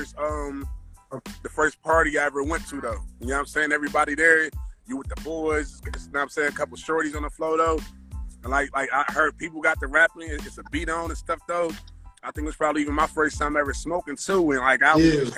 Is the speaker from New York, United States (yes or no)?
no; Detroit, Michigan, United States; I'm from Detroit, the East Side, like East Warren, and Lenox area